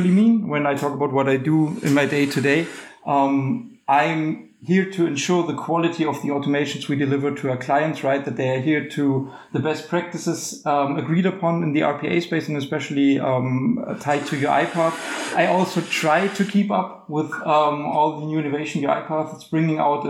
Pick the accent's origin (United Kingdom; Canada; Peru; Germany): Germany; I come from Germany